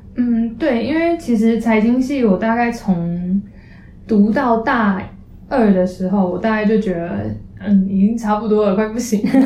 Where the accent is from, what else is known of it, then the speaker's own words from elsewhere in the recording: Taipei, Taiwan; moved away as an adult; also born or lived in Chiayi; 因为我们自从台北来的，所以基本上我们在，呃，之前高中在台北的朋友，他们读台北学校的学生